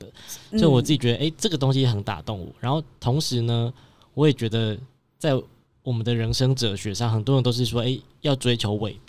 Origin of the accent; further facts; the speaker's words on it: Chiayi, Chiayi City, Taiwan; also born or lived in Taipei; ，然后我我自己本身是嘉义人，然后小时候就在嘉义长大嘛，然后后来到台北求学